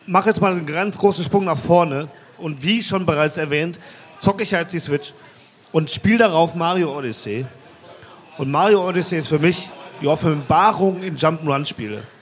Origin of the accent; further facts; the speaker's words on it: Mülheim, North Rhine-Westphalia, Germany; Ey, ich komme aus Mülheim, da gibt es sowas.